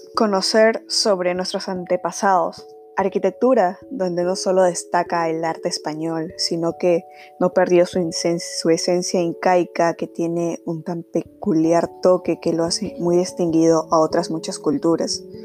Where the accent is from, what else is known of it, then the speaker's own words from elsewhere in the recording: Peru; Como ciudadanos peruanos